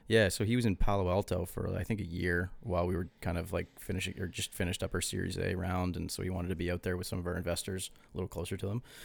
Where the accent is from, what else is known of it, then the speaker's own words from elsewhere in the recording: East Coast, Canada; we're from the East Coast, too.